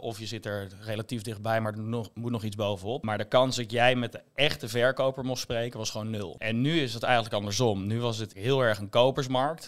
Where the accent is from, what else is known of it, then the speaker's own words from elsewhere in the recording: Rotterdam, South Holland, Netherlands; moved away as an adult; now in Amsterdam, Netherlands; als Rotterdammer zijnde